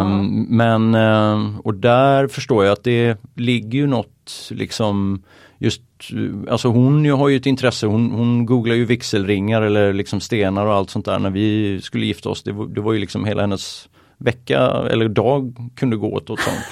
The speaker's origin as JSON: {"language": "Swedish", "town": "Oskarshamn", "region": "Kalmar County", "country": "Sweden", "moved": "yes", "lives_now": "Åre, Sweden", "said": "jag är från Småland, Oskarshamn"}